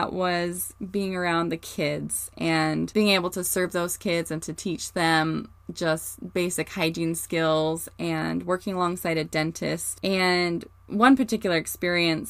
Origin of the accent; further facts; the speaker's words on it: Morgan, Utah, United States; I grew up in Morgan, Utah